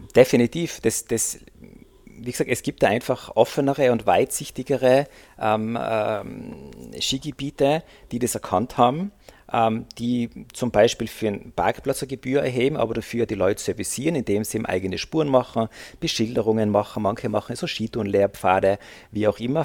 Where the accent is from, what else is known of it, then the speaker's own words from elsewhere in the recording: Austria; also born or lived in Innsbruck; Also bei uns in Österreich, in den Bundesländern